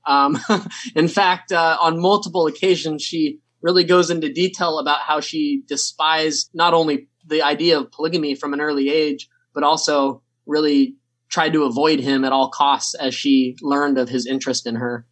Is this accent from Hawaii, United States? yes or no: no; San Diego, California, United States; growing up in San Diego, California